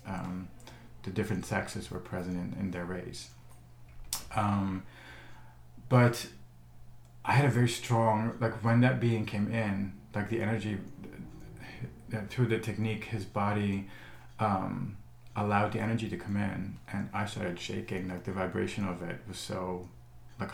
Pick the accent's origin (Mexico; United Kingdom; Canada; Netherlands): Netherlands; now in Los Angeles, United States; as a kid, you know, growing up in the Netherlands